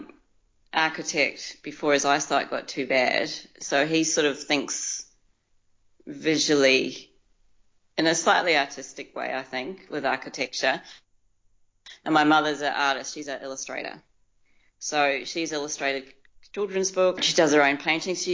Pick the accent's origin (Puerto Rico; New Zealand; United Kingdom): New Zealand; moved away as an adult; now in Melbourne, Australia; I was born and raised in New Zealand